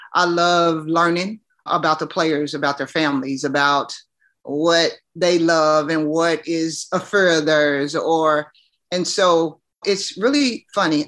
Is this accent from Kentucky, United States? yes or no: yes; Louisville, Kentucky, United States; I'm from Kentucky